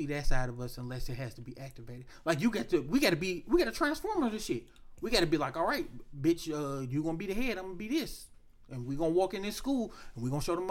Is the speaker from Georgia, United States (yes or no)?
no; Detroit, Michigan, United States; I'm from Detroit, Michigan.